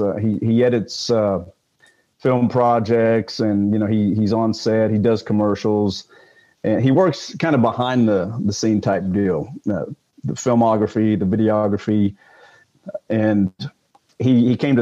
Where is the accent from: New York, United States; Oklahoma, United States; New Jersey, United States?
Oklahoma, United States; Moore; I grew up in Moore, Oklahoma